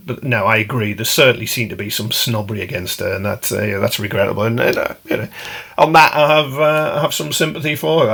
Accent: South Shields, North East England, United Kingdom; South Shields, my hometown

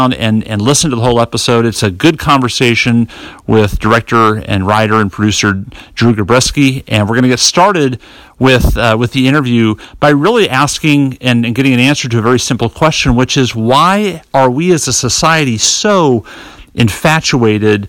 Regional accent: North Carolina, United States; my home state of North Carolina

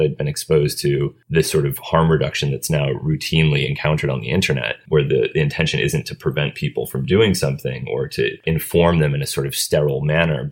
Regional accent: Cambridge, Massachusetts, United States; I grew up in Cambridge

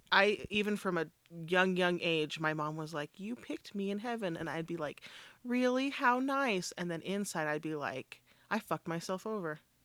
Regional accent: Richfield, Utah, United States; also born or lived in South Sevier, Utah; we moved to Richfield from South Sevier

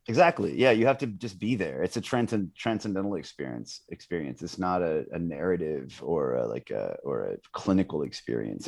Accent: United States; as a Westerner, as an American

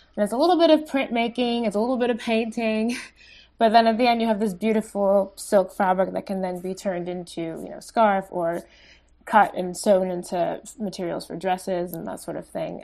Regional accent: West Grove, Pennsylvania, United States; also born or lived in Italy / South Philadelphia; I grew up in Pennsylvania, a rural town, um, called West Grove

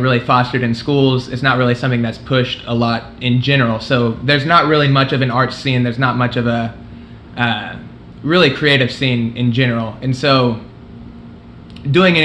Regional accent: Midwest City, Oklahoma, United States; I'm from Midwest City, which is a suburb of Oklahoma City.

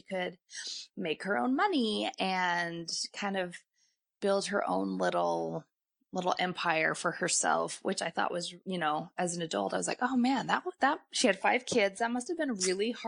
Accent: Salt Lake City, Utah, United States; I was born in Salt Lake City, Utah.

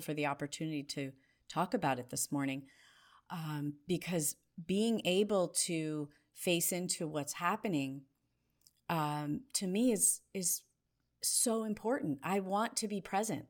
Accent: New Jersey, United States; I grew up in New Jersey in a family that loved to walk fast

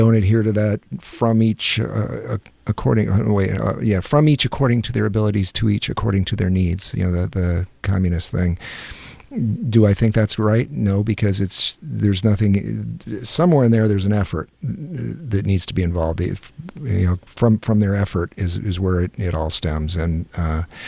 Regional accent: United States; as an American

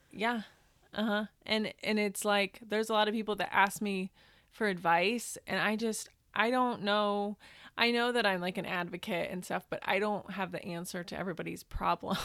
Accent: Northern Indiana, United States; now in Los Angeles, United States; I'm originally from the Midwest. I'm from Northern Indiana.

